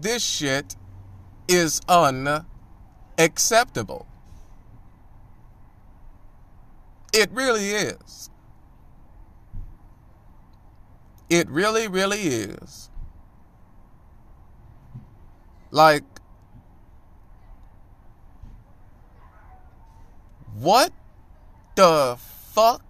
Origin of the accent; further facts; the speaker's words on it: United States; I was born in the United States of America